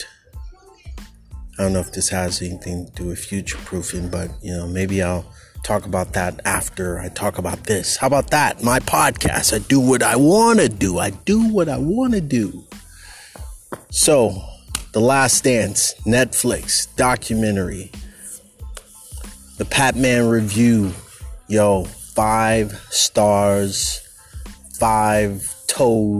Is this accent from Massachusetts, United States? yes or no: no; California, United States; as a Californian